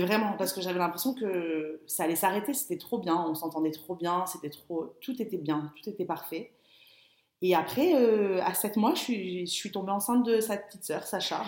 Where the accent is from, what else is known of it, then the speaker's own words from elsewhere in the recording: Biot, Provence-Alpes-Côte d'Azur, France; moved away as an adult; also born or lived in London; je suis arrivée à Biot, donc ma ville natale